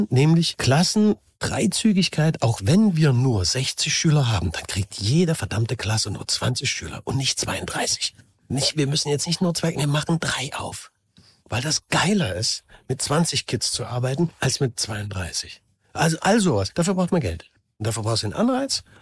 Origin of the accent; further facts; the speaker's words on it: Saxony, Germany; Ich bin hier geboren, bin hier aufgewachsen. Äh, das war noch Osten. Was auch immer, ich bin nun mal Sachse. Ich bin jetzt kein äh, Niederrheiner, Oberrheiner, Bayer. Bin mhm. Sachse, bin ich gerne. Und ich bin trotzdem auch Deutscher.